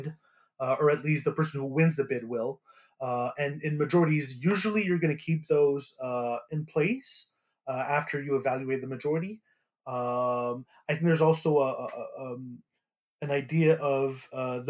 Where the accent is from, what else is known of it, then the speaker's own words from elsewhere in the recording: Montreal, Quebec, Canada; I'm from Montreal